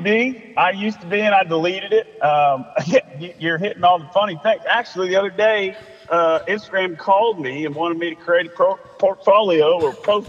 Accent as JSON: {"language": "English", "town": "Savannah", "region": "Georgia", "country": "United States", "tie": "born or raised there", "also_born_or_lived": "Charleston", "said": "Man, I was born and raised down here in Savannah, Georgia."}